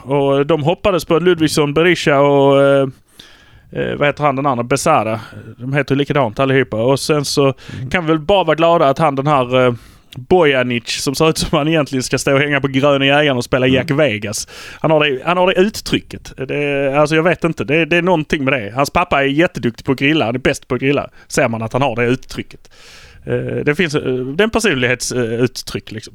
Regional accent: Malmö, Skåne, Sweden; vi är från Malmö

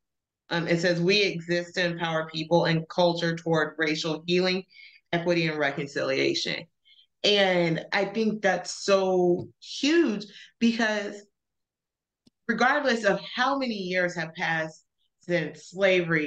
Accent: Alabama, United States; also born or lived in El Paso; now in Dallas, United States; growing up in Alabama, we went to Black church

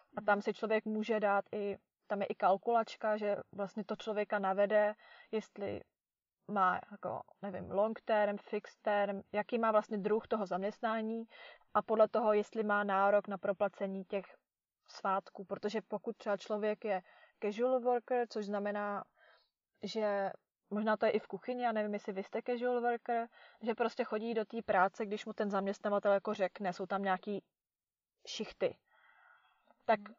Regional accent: Czechia; moved away

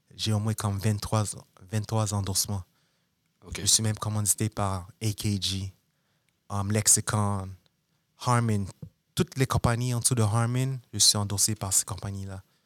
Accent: Montreal, Quebec, Canada; moved away; also born or lived in New York; je viens de Montréal

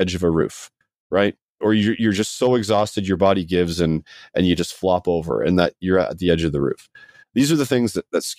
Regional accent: Scotland, United Kingdom; I was born in Scotland.

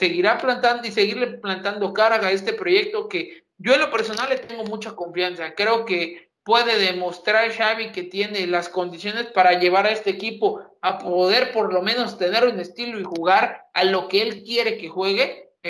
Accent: Mexico; que es la que más nos preocupa y la que más nos ocupa, debido a que, pues, somos mexicanos.

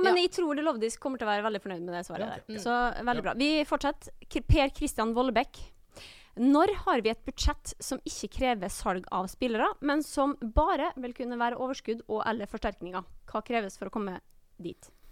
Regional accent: Molde, Møre og Romsdal, Norway; accent: Molde dialect; Jeg er jo da frøkna med Molde-dialekt

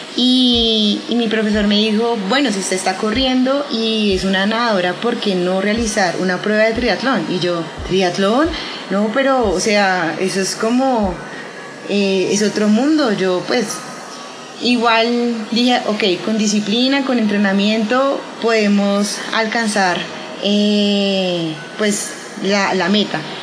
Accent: Colombia; los colombianos

